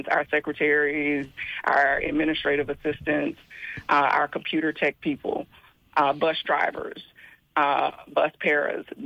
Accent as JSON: {"language": "English", "town": "Memphis", "region": "Tennessee", "country": "United States", "said": "I'm from Tennessee."}